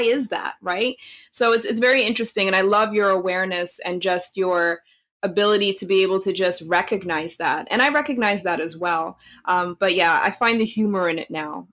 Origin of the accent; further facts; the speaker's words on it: Netherlands; now in United States; growing up in Holland